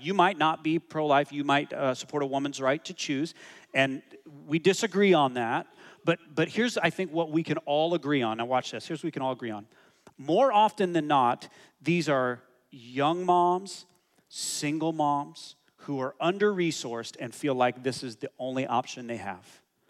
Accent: Hobbs, New Mexico, United States; now in Toronto, Canada; I was born in Hobbs, America. Hobbs, New Mexico, baby. It's the middle of nowhere.

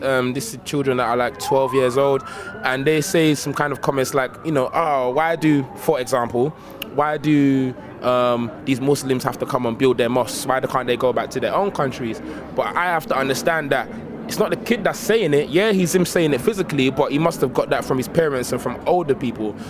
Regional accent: London, United Kingdom; also born or lived in Nigeria; I grew up in Woolwich, southeast London

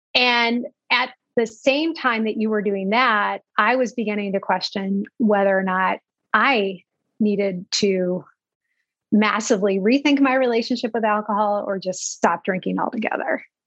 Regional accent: Manhattan, Kansas, United States; I grew up in Kansas, uh, a small town called Manhattan, Kansas

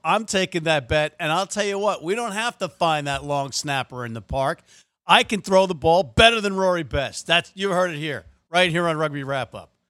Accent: United States; As an American who's played every American sport

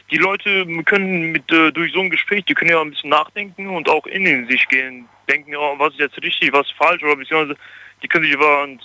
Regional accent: Dortmund, North Rhine-Westphalia, Germany; now in Frankenthal, Germany; Ich bin aus Dortmund, aber ich bin jetzt hier bei euch in der Ecke, Ludwigshafen, so. Frankenthal.

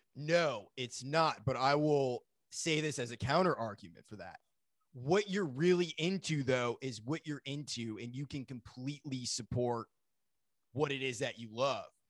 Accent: Maine, United States; I grew up in Maine

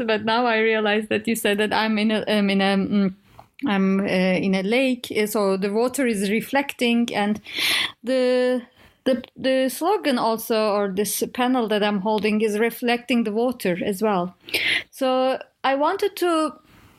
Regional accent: Turkey; moved away as an adult; also born or lived in United States; now in Berlin, Germany; I'm from Turkey or I'm Turkish

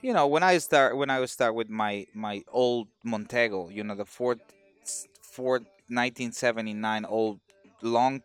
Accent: Mexico; now in United States; I'm in the United States, but I'm, I'm, I'm from Mexico

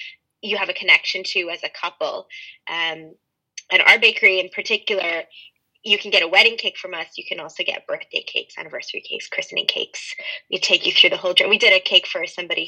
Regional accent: Montreal, Quebec, Canada; moved away as an adult; now in Dublin, Ireland; I'm originally from Canada, from Montreal in Canada.

